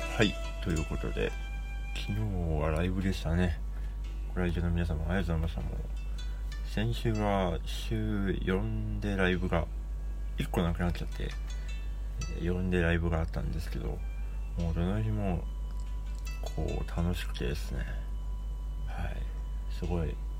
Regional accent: Sapporo, Hokkaido, Japan; now in Tokyo, Japan; 札幌はない

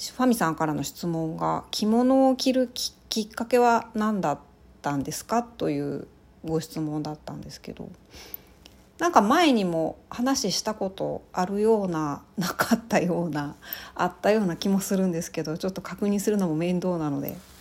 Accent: rural Ehime Prefecture, Japan; moved away; 私、あの、愛媛県のすごい田舎の出身

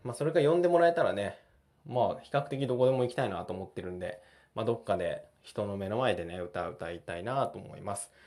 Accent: Japan; 僕日本に生まれたんで

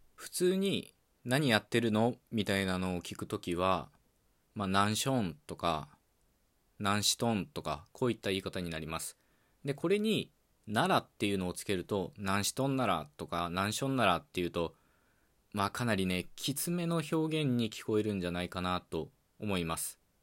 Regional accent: Okayama, Japan; accent: Okayama dialect; first language Okayama dialect of Japanese; 僕の母語である岡山弁

